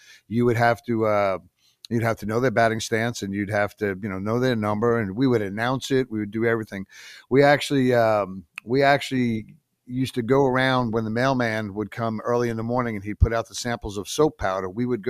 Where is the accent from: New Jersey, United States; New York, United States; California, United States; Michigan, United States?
New York, United States; Patchogue; where I grew up in Patchogue on Long Island